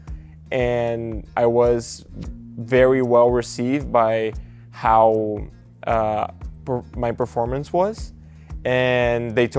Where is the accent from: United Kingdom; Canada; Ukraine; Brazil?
Brazil; English is a second language; moved away as an adult; now in Nebraska, United States; I'm originally from Brazil, and I came here to Nebraska for college in 2021